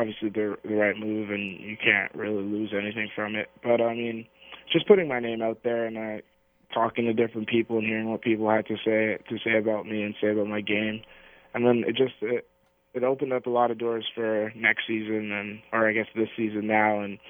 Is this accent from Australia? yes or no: no; Canada; being Canadian